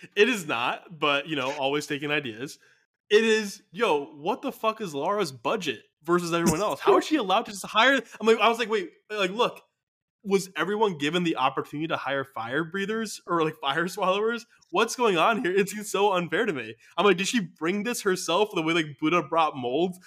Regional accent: United States; as a American viewer

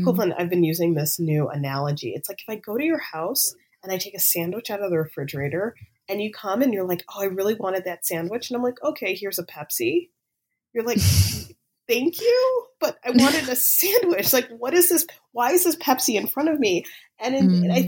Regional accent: Chicago, Illinois, United States; moved away; when I was a high school student in Chicago

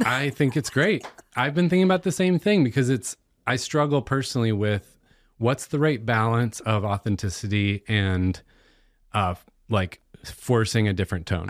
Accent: United States

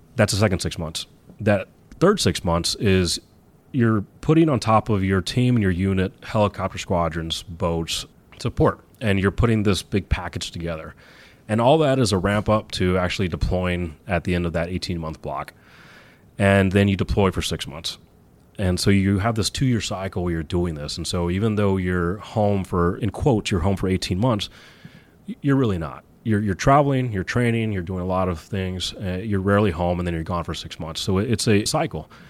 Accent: Texas, United States; now in New York City, United States; I grew up in Texas

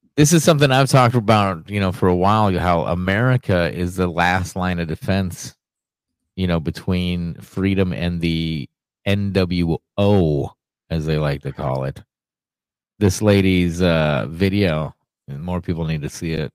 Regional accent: Ohio, United States; moved away; yesterday, my hometown

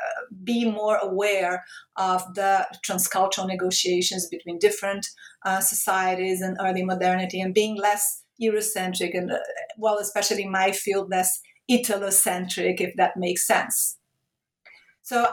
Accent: Rio de Janeiro, Brazil; moved away as an adult; also born or lived in Italy / Portugal; I started working at my hometown state university, Rio de Janeiro State University

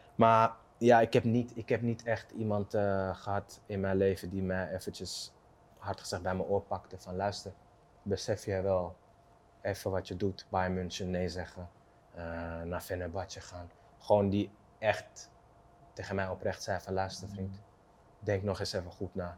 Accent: Amsterdam, North Holland, Netherlands; waar ik vandaan kom uit Osdorp, op straat overleven

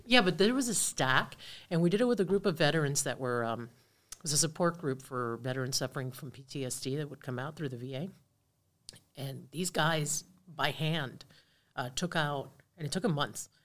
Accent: Key Biscayne, Florida, United States; grew up on the water, uh, grew up on Virginia Key, on Key Biscayne

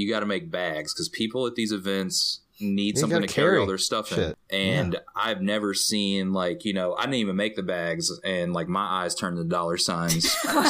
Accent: Kentucky, United States; I'm from Kentucky. That's how we do things down here.

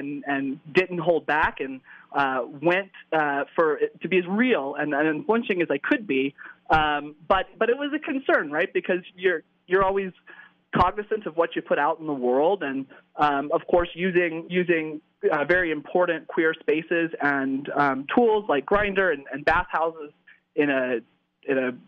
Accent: the South, United States; moved away; I'm originally from the South

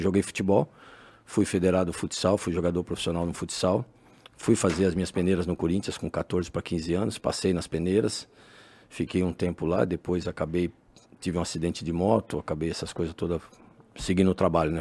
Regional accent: São Paulo, Brazil; also born or lived in Itambé, Paraná / Maringá, Paraná; dali, né, vim com cinco anos, fui criado ali

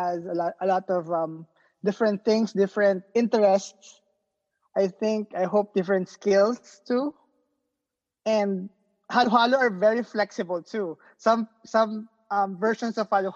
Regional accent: Philippines; English is a second language; moved away as an adult; now in Honolulu, United States; I'm born and raised in the Philippines. And now I'm based in Honolulu just for my PhD

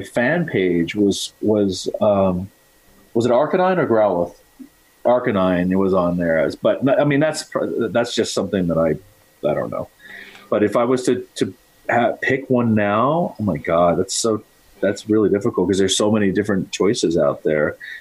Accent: United States; being Chinese American

